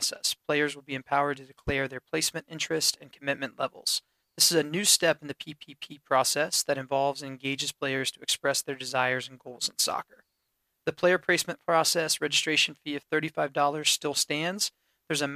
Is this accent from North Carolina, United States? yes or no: yes; Davidson, North Carolina, United States; moved away as an adult; in North Carolina, we're from Davidson, so we're from here. We're not a transplant either. Been gone for 12 years, but now we're back